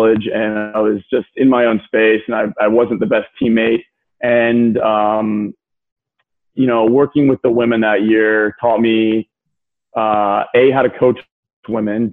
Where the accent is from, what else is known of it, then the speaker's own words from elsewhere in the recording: Sydney, New South Wales, Australia; now in Texas, United States; I grew up in Sydney, Australia